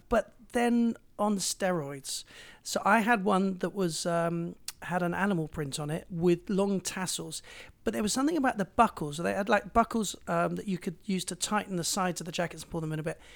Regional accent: Bristol, South West England, United Kingdom; moved away as an adult; also born or lived in London; I came from Bristol

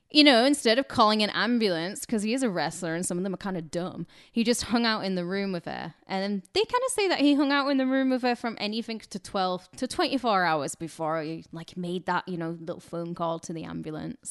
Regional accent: United Kingdom; I'm British

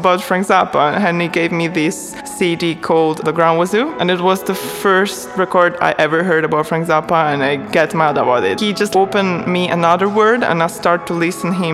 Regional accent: Lucca, Tuscany, Italy; English is a second language; moved away as an adult; I was born in Italy, in Lucca, Tuscany, from a German mother, an Italian father

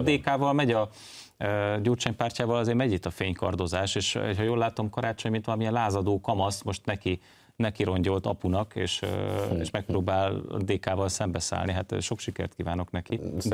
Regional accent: Budapest, Hungary; én úgy nőttem föl, hogy a BKV-n nem volt klíma

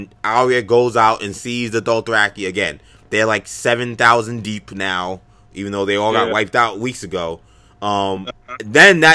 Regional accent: New York City, New York, United States; We grew up in New York City.

